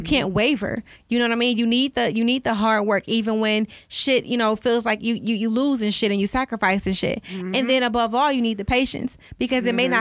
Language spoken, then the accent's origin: English; Detroit, Michigan, United States; I'm from Detroit